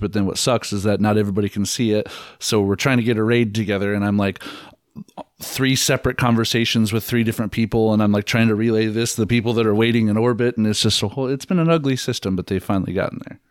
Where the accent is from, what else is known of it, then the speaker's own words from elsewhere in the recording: Treynor, Iowa, United States; moved away as an adult; also born or lived in Kansas City; I'm from a little town outside of Omaha called Traynor, but it's just easy, on, on the Iowa side